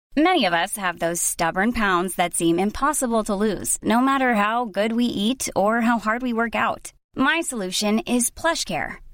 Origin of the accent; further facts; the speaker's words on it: Brittany, France; en tant que, en tant que breton